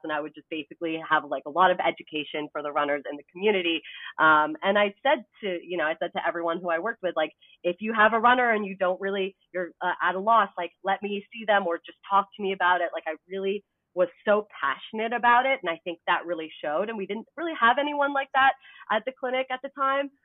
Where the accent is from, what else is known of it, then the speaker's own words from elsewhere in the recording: Canada; now in United States; I'm also Canadian